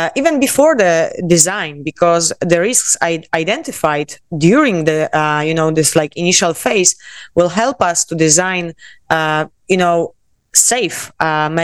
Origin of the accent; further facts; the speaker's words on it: Poland; accent: Polish; English is a second language; moved away as an adult; also born or lived in South Korea / Miami, United States; now in Barcelona, Spain; I am Polish, as you can tell by my accent